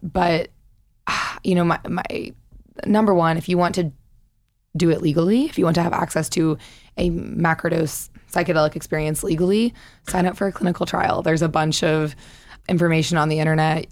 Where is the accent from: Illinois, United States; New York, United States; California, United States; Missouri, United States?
Missouri, United States; moved away as an adult; I'm from Missouri